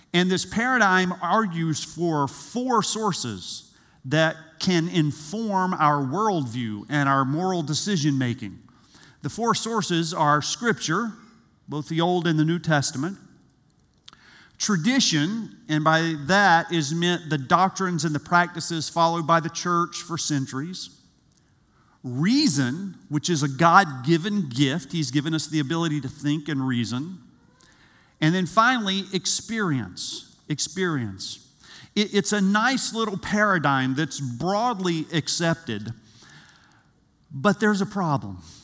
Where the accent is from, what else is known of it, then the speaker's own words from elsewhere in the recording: South Georgia, United States; I grew up in South Georgia